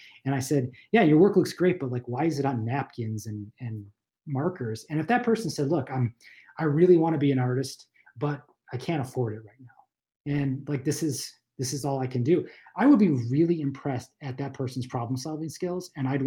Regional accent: Buffalo, New York, United States; moved away as an adult; also born or lived in Los Angeles; I grew up in Buffalo, New York

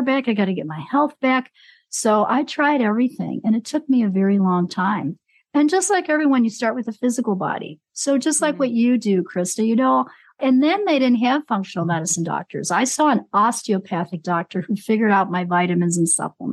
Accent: Chicago, Illinois, United States; now in New Mexico, United States; I'm in New Mexico. Yeah, I was born and raised in Chicago

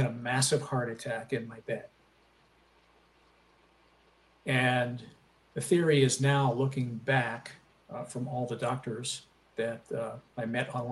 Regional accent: Aliquippa, Pennsylvania, United States; now in Charlotte, United States; I was born and raised in a little steel town outside of Pittsburgh called Aliquippa, Pennsylvania

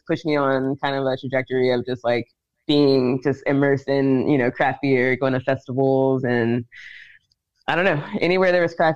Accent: Dickson, Tennessee, United States; moved away; also born or lived in Savannah, Georgia; I'm from Tennessee. I'm from Dixon, Tennessee

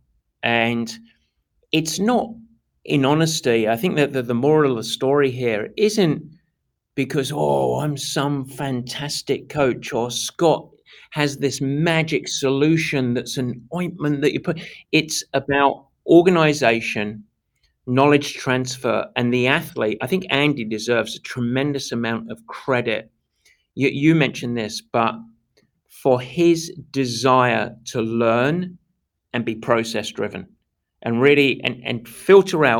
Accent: England, United Kingdom; a pure Englishman that I am

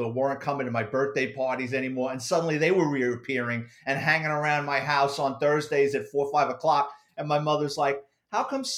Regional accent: New York City, New York, United States; I grew up in the Bronx in the late 70s, early 80s

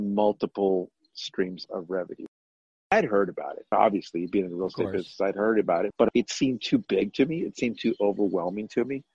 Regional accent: San Antonio, Texas, United States; moved away as an adult; also born or lived in Las Vegas, Nevada / North Carolina; I'm originally from San Antonio. I was born and raised here

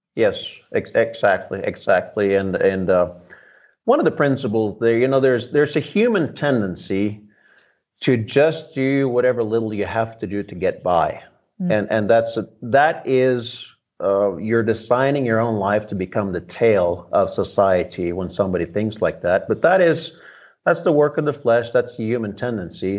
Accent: Norway; now in United States; I grew up under socialism in Northern Europe. Um, came to America.

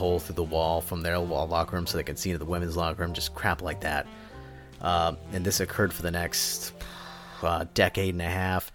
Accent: United States; moved away; also born or lived in Massachusetts / Pennsylvania; I grew up in outside of Boston and then Pennsylvania

